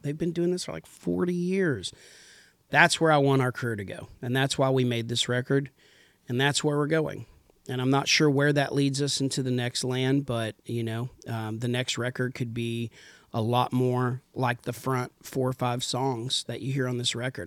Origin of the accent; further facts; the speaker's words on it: Idalou, Texas, United States; also born or lived in Lubbock, Texas; I grew up in Texas